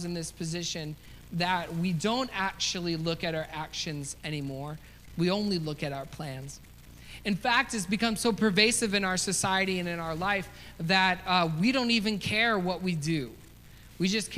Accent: United States; as an American

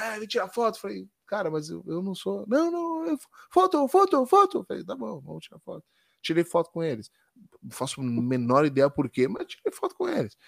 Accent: Brazil; eu sou brasileiro

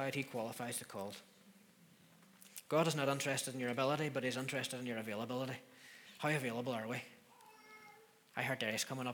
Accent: Donemana, Northern Ireland, United Kingdom; also born or lived in Derry; Donnymana. That's where I grew up

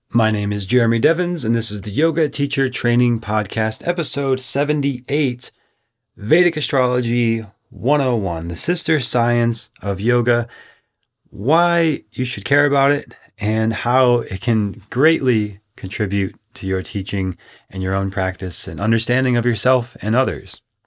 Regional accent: Minnesota, United States; growing up in Minnesota

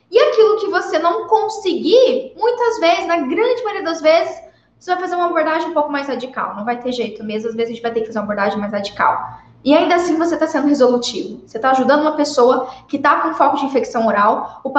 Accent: Paraná, Brazil; born there; Não sei nem por que, que eu nasci no Paraná, né, Cris?

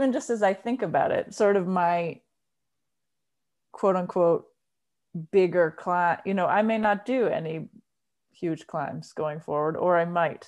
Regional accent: Rhode Island, United States; moved away as an adult; now in Massachusetts, United States; I'm originally from Rhode Island, but I've been in Massachusetts since I went to college

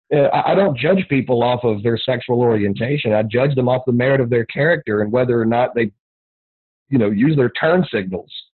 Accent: the South, United States; growing up in the South

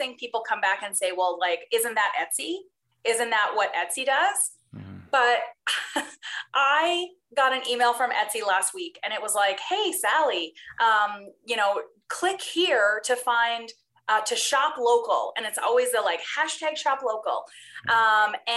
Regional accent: Newfoundland and Labrador, Canada; now in Calgary, Canada; I'm from Newfoundland originally

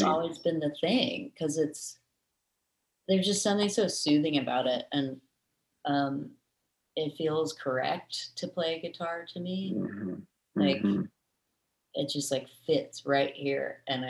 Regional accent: Raleigh, North Carolina, United States; born there; So I actually am from, I was born in Raleigh, North Carolina. But I moved quite a bit when I was younger, because of my dad's job.

